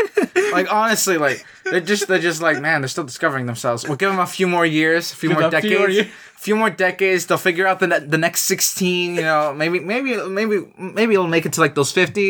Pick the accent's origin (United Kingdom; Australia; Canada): Canada; I'm a Canadian with Latino blood running through me, but I'm still Canadian. Okay, I was born here.